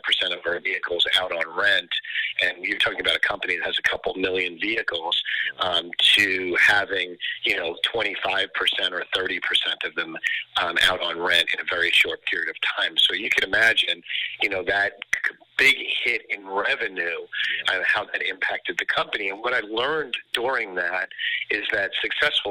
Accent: New York, United States; moved away as an adult; now in Florida, United States; I'm in Florida now, but originally I'm from New York

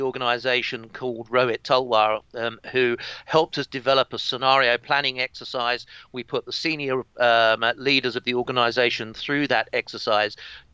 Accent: East Kent, South East England, United Kingdom; I grew up in East Kent in England, around about 70 miles from London

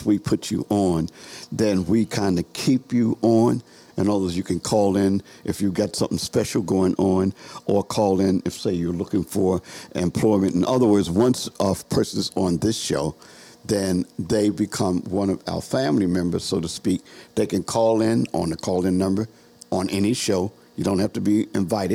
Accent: Baltimore, Maryland, United States; I'm out of Cherry Hill

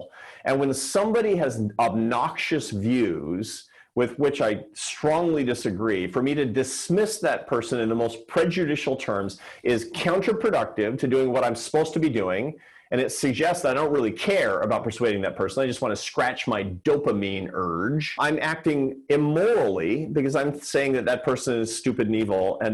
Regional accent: Seattle, Washington, United States; Seattle, which is my hometown.

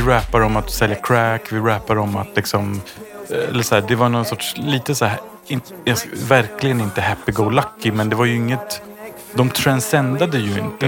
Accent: Sweden; som svensk

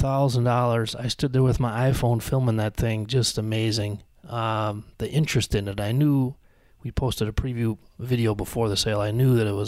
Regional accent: Joy, Illinois, United States; It'd be a nice place to grow up. Where are you from? I'm from Joy, Illinois.

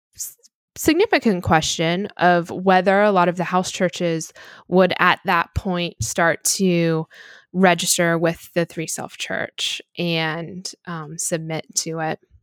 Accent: United States; as an American

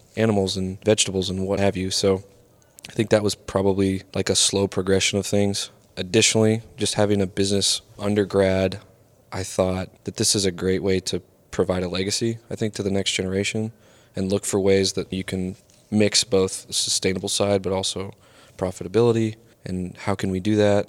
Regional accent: the Northwest, Pacific Northwest, United States; now in Miami, United States; growing up in the Northwest

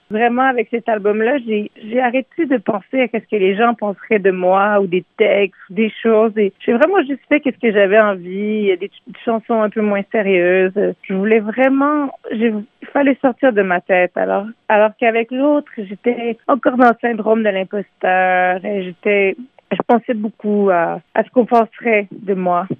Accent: Montreal, Quebec, Canada; Je suis née à Montréal. J'ai grandi dans le Myland en franglais, donc euh, à moitié en français, à moitié en anglais

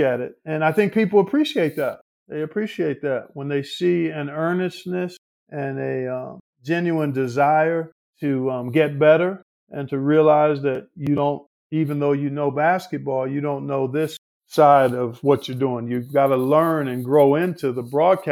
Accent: Cleveland, Ohio, United States; moved away as an adult; also born or lived in Indianapolis; My hometown of Cleveland.

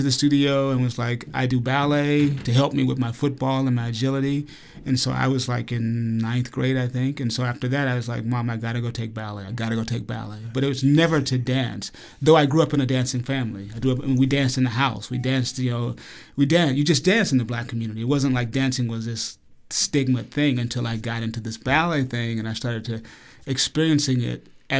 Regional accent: Alabama, United States; accent: Southern; and that I grew up in Alabama. I left Alabama after high school, made strong commitments to get rid of my Southern accent

